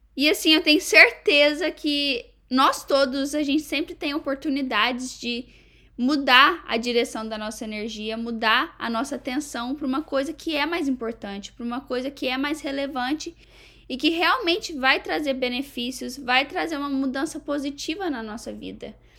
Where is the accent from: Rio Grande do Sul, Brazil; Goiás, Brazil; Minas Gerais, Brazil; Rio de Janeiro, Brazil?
Minas Gerais, Brazil; Varginha; moved away as an adult; also born or lived in Egypt; now in United States; lá em Varginha mesmo, que é a minha cidade natal